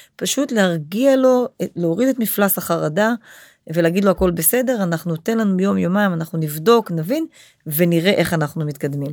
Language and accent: Hebrew; Israel; אנחנו כישראלים חיים פה את זה